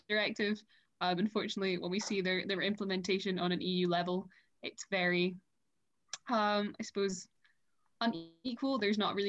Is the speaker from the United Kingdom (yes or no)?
yes; Scotland, United Kingdom; moved away as an adult; now in France; I'm 18 and I'm from Scotland, but I'm currently living in France